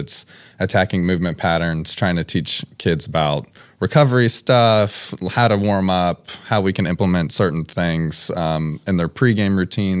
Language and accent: English; Louisville, Kentucky, United States; I grew up here in Louisville.